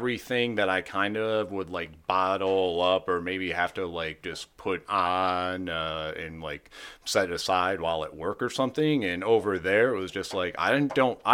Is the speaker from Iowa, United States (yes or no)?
no; Monroe County, Michigan, United States; also born or lived in Chicago; people I grew up with in Monroe County